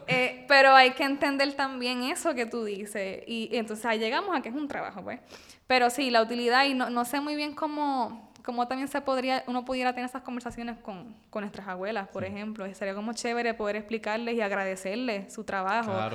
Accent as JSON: {"language": "Spanish", "country": "Puerto Rico"}